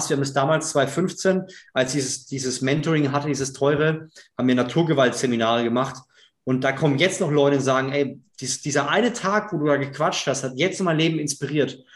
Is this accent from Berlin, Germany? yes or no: no; Bavaria, Germany; ich komme aus Unterfranken. Ja, die Franken sind immer so ein ja, trockenes, schwieriges Volk, was, was schwierig aufzumachen ist.